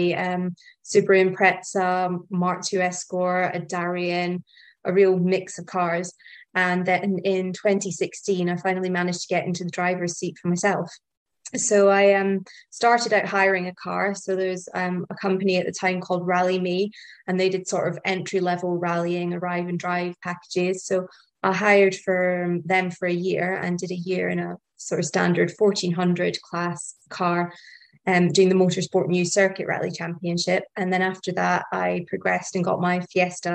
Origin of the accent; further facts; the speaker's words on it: Scotland, United Kingdom; moved away as an adult; also born or lived in Midlands; near where I grew up in Scotland